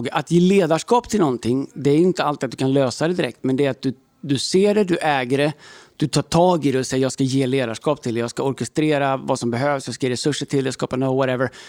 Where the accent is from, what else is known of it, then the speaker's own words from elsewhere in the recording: Stockholm, Stockholm County, Sweden; Vi är från Stockholm.